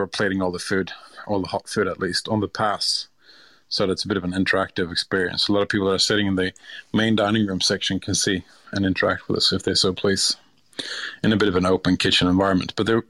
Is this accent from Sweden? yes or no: yes; Sweden; English is a second language; But it's also, of course, very close to home, being born and bred in Sweden.